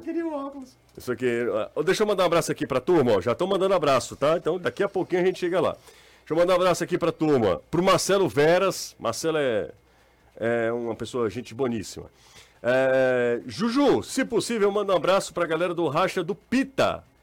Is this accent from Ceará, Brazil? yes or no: yes; Aracati, Ceará, Brazil; sou de Aracati